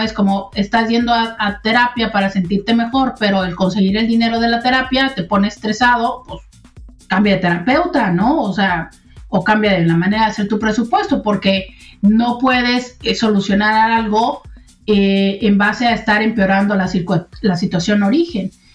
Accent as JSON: {"language": "Spanish", "country": "Mexico", "said": "como mexicanos"}